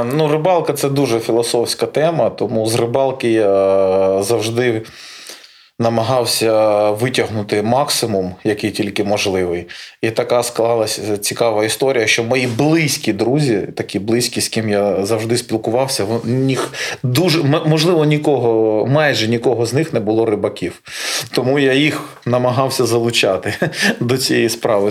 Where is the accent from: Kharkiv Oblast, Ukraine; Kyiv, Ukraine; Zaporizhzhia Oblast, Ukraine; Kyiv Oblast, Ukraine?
Zaporizhzhia Oblast, Ukraine; Melitopol; moved away; то місто, де я народився, то місце, де я зростав